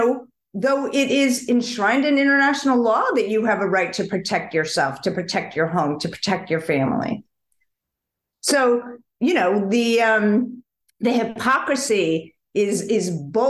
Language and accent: English; United States; as a proud American Jew